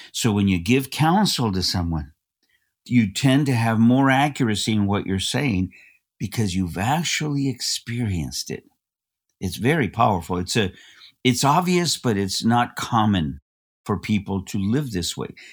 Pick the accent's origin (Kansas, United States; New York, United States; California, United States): California, United States; Los Angeles; I was born in East Los Angeles